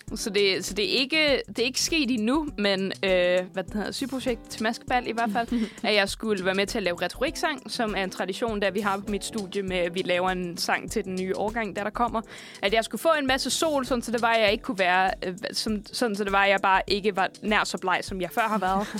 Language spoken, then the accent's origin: Danish; Roskilde, Zealand, Denmark; jeg er fra Roskilde